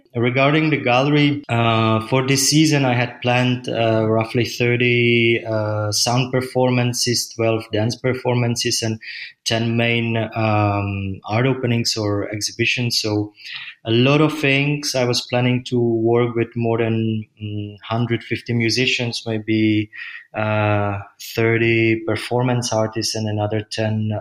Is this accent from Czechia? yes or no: yes; Czechia; moved away as an adult; now in Berlin, Germany; I'm from Czech Republic